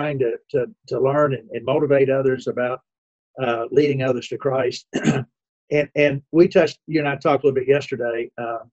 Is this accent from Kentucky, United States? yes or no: yes; Owensboro, Kentucky, United States; I grew up in Owensboro, Kentucky